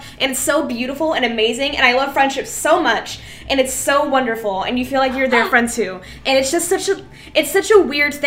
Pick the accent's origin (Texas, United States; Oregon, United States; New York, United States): Texas, United States; I'm from Texas, I live outside of Dallas